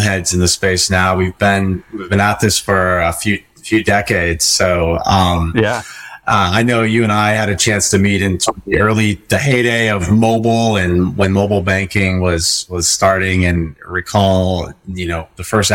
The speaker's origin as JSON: {"language": "English", "region": "Colorado", "country": "United States", "tie": "born or raised there", "moved": "yes", "said": "I was born and raised in Colorado and have moved all over the country"}